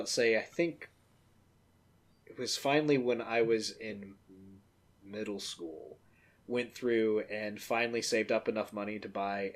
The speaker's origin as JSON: {"language": "English", "town": "Atlanta", "region": "Georgia", "country": "United States", "tie": "born or raised there", "said": "Yeah, so, you know, I grew up down south in Atlanta, the heart of Dixie."}